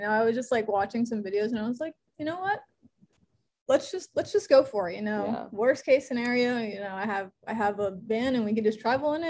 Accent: West Palm Beach, Florida, United States; I grew up in West Palm. My parents are from Columbia

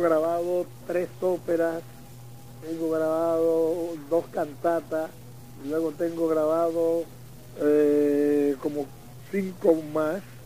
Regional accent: Dominican Republic; en mi país

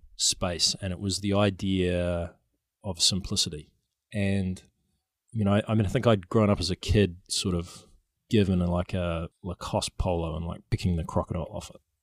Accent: New Zealand; now in San Francisco, United States; I'm a New Zealander

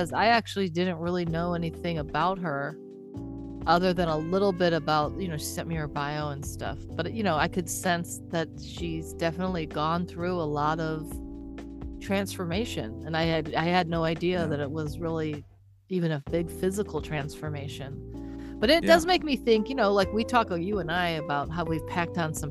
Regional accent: Detroit, Michigan, United States; I am from Detroit myself

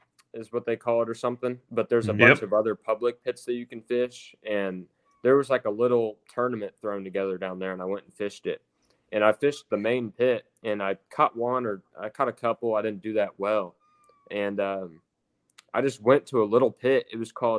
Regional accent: Indiana, United States; the White River actually runs through my hometown

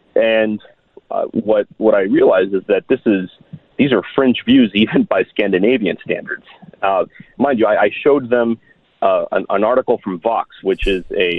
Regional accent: Miami, Florida, United States; I was born and raised in Miami. My parents are Cuban exiles. I was raised in a staunchly Reagan anti-communist household in the 1980s.

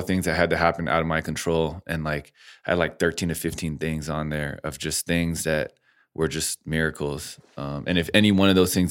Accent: California, United States; born or raised there

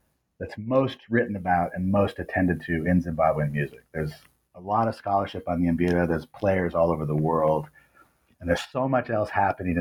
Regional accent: Illinois, United States; also born or lived in Ohio; now in Grinnell, United States; I grew up in Illinois, which is not too far from Iowa

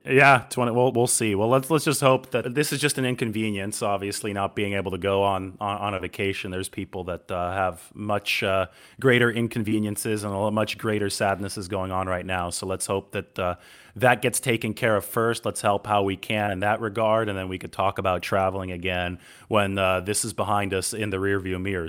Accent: United States; I was born in America

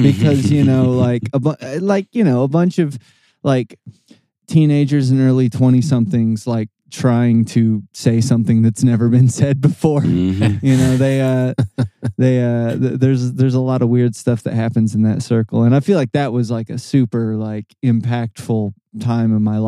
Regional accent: Corydon, Indiana, United States; now in Louisville, United States; I'm from Corydon, Indiana

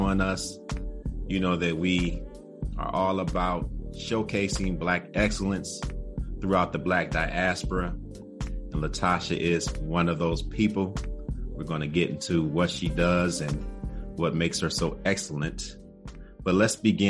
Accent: Detroit, Michigan, United States; I'm from the east side

